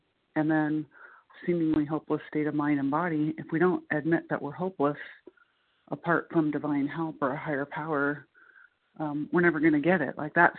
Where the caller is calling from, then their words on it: Muncie, Indiana, United States; calling in from Muncie, Indiana.